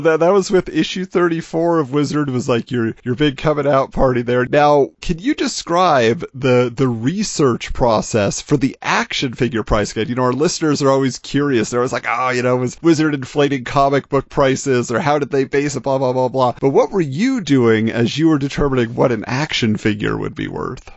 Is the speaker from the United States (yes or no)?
yes; Southern California, United States; I grew up in Southern California